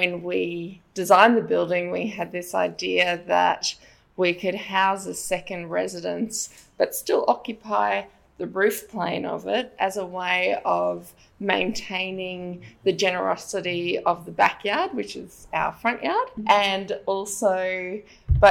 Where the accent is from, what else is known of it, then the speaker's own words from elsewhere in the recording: Brisbane, Queensland, Australia; I grew up in Upper Brookfield in Brisbane. I'm a Brisbane girl.